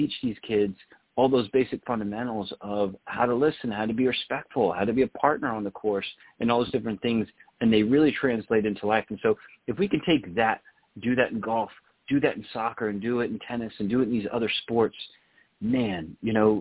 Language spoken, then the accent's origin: English; Texas, United States; I grew up in Texas where, you know, you're playing sports right out of the womb